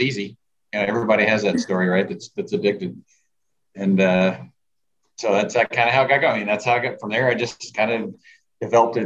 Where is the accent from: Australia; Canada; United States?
United States; Beaumont, Texas; I grew up in Beaumont, which isn't far from Houston